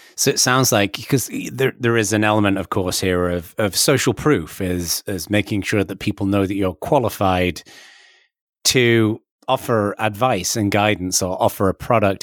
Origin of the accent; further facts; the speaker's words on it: England, United Kingdom; now in California, United States; I'm English